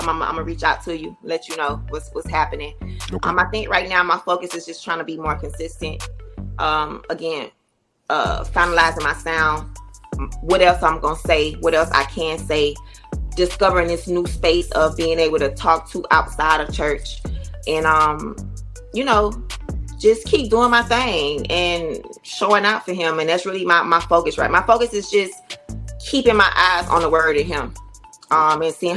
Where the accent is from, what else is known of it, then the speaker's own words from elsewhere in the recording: Miami, Florida, United States; Being a Myammee girl, named …, born and raised in Myammee